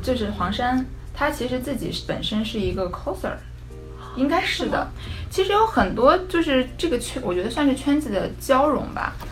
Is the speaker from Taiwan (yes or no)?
no; China; moved away; 我们中国的文化是，哪怕我们到了海外，我们也是能坚持下来，能流传下来的